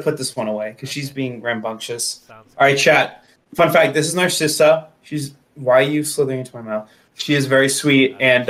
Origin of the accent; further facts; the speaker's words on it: Mexico; Cities, and I'm from Mexico.